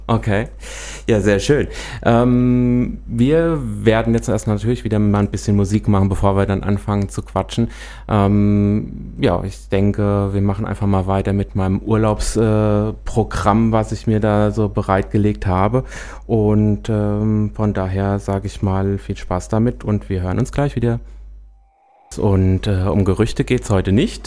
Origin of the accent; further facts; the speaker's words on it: Büdingen, Hesse, Germany; ich komme aus Büdingen, ist jetzt auch äh, nicht der Nabel der Welt und mhm. äh, Käfenrot war die Grundschule